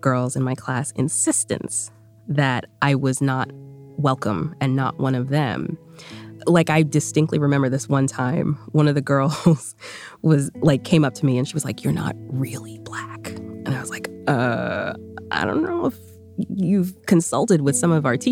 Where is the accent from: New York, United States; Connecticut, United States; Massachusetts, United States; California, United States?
Massachusetts, United States; Boston; accent: Boston; English is a second language; I learned English in a Boston accent